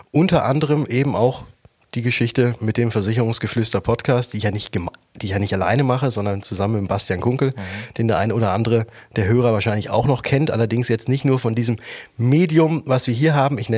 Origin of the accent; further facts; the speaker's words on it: Würzburg, Bavaria, Germany; Bin dann wieder zurück von Stuttgart, wie ich anfangs sagte, nach Würzburg gegangen, wo ich herkomme